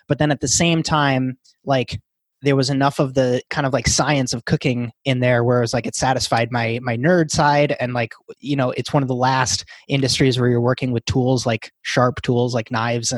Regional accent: Wisconsin, United States; I grew up in a tiny 1500 person town in Wisconsin

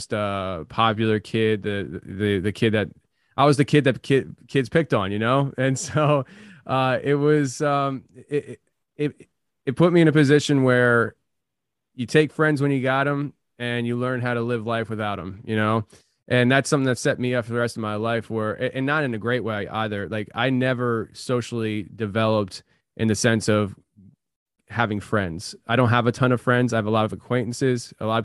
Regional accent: Kutztown, Pennsylvania, United States; also born or lived in Allentown, Pennsylvania; I was born in Allentown, Pennsylvania, and when I was about 5 years old, my parents moved from Allentown to Kutztown, PA, which is a very rural area

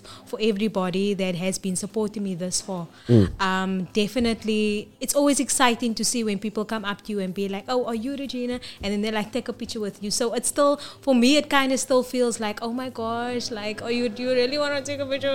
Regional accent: Cape Town, Western Cape, South Africa; I've been there my whole life. The church people, everybody literally knows who I am. So I'm proud to say I'm from Bishop Lavis

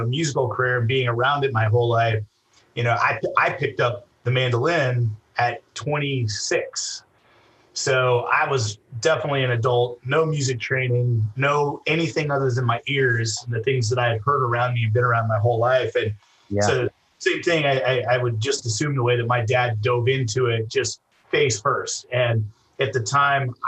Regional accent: Idaho, United States; I was born in Idaho, and I grew up in a musical house.

